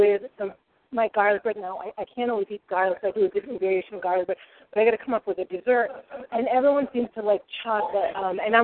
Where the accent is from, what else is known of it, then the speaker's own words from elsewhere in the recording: Rhode Island, United States; accent: Rhode Island; I slip into my Rhode Island ease and I say coffee and things like that.